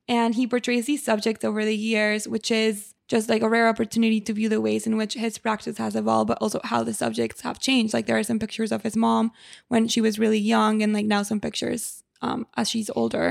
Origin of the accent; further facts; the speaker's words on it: Mexico; moved away; I grew up in Mexico